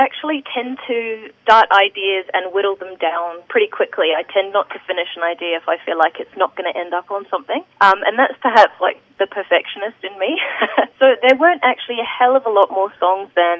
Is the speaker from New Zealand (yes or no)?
yes; New Zealand; also born or lived in Sunshine Coast, Queensland, Australia; I'm definitely a Kiwi